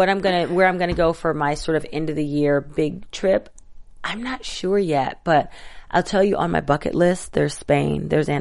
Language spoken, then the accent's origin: English; Atlanta, Georgia, United States; also born or lived in Tallahassee, United States; I wasn't born there. I was born in Tallahassee, Florida. But Atlanta is definitely home. It's the first place I remember because we moved out of Florida when I was 9 months old.